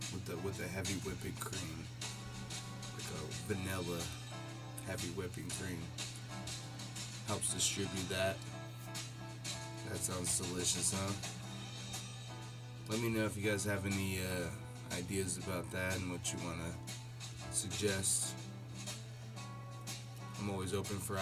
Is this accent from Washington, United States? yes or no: yes; Seattle, Washington, United States; the Northwest region where I grew up